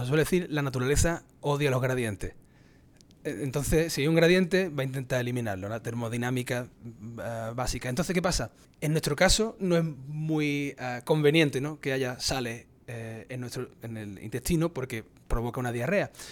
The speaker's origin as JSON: {"language": "Spanish", "town": "Cádiz", "region": "Andalusia", "country": "Spain", "tie": "born or raised there", "also_born_or_lived": "Granada, Spain / Cork, Ireland / New Hampshire, United States / Florida, United States", "moved": "as an adult", "lives_now": "United States", "said": "yo, soy andaluz, yo nací en su majestad Cádiz"}